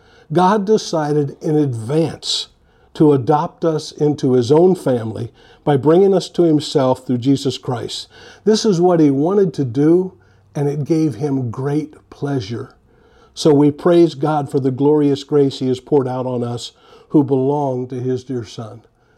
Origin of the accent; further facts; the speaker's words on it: San Francisco, California, United States; I grew up in the San Francisco area. I was a huge San Francisco fan, and I was hoping they would pick me.